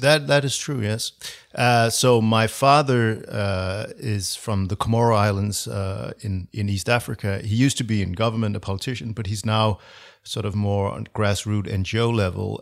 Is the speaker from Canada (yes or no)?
no; Copenhagen, Capital Region of Denmark, Denmark; I'm from Copenhagen, yes. Born